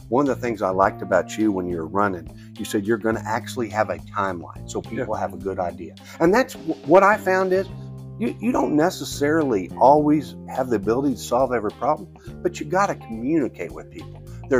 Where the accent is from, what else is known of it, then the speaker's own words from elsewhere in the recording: rural Missouri, United States; also born or lived in Atlanta, Georgia; I remember being from rural Missouri. I mean, even though I went to Mizzou, lived in Atlanta, I've seen the outside world, but I just didn't realize, I've been here so long